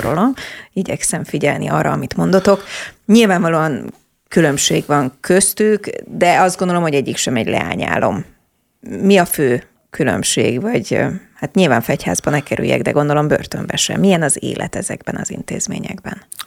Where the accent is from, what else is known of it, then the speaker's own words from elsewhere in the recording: Budapest, Hungary; Én az Anyácska utcában nőttem föl, a 15. Mhm. kerületben